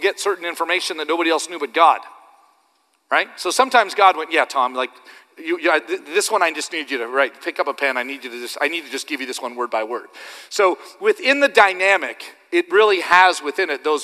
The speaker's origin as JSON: {"language": "English", "country": "Canada", "said": "I'm just Canadian"}